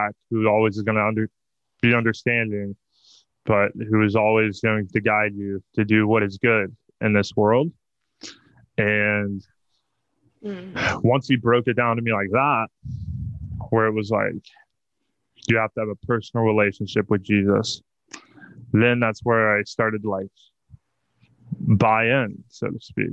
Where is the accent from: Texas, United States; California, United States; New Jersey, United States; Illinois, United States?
Texas, United States; Mansfield; I'm a kid who basically grew up in the church. You know, my entire family, we're all Texan. We all lived in the same town of Mansfield, suburban town